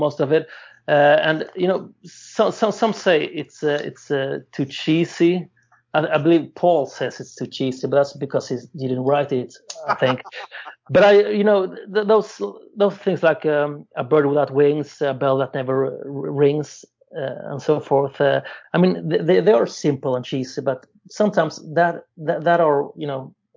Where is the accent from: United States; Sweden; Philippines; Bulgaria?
Sweden; I'm from Sweden